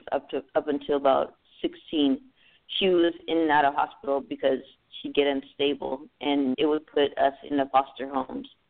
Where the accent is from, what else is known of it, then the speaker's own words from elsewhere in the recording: Los Angeles, California, United States; I grew up in California, San Fernando Valley